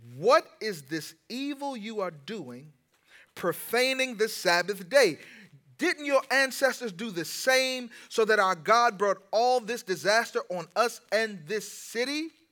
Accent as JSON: {"language": "English", "town": "Washington", "region": "District of Columbia", "country": "United States", "said": "I'm from Washington, D C."}